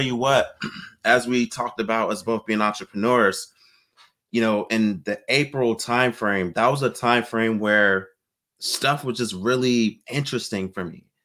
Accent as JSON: {"language": "English", "town": "Virginia Beach", "region": "Virginia", "country": "United States", "tie": "born or raised there", "moved": "as an adult", "lives_now": "San Diego, United States", "said": "My wife and I, we grew up in Virginia Beach"}